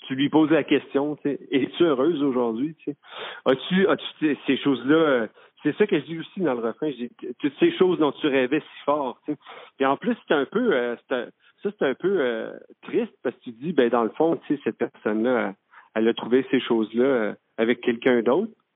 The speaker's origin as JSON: {"language": "French", "town": "Quebec City", "region": "Quebec", "country": "Canada", "tie": "born or raised there", "also_born_or_lived": "Saint-Jean-sur-Richelieu", "moved": "yes", "said": "je suis originaire de la ville de Québec. Puis J'ai grandi j'ai grandi dans, un quartier qui s'appelle saint puis j'ai grandi à Limoilou aussi."}